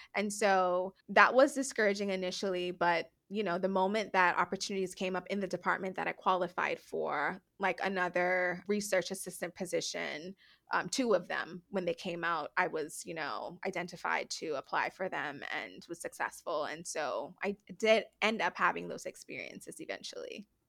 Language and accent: English; Nassau, New Providence, Bahamas; moved away as an adult; also born or lived in United States; I am born and raised in the Bahamas. I'm from the island of New Providence